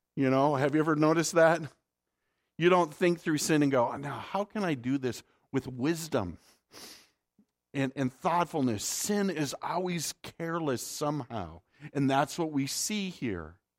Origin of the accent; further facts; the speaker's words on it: North Dakota, United States; I'm from the north. I'm, I'm from North Dakota